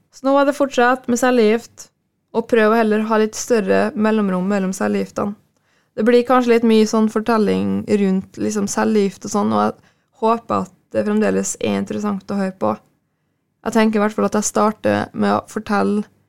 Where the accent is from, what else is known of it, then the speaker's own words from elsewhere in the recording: Frei, Møre og Romsdal, Norway; Frei, der jeg er fra